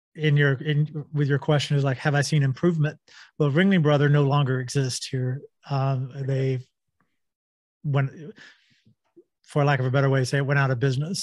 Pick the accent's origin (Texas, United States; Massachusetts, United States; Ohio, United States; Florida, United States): Texas, United States; I grew up in Texas